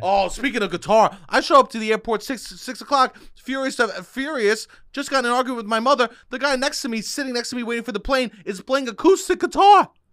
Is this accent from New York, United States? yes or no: yes; New York, United States; I'm from New York.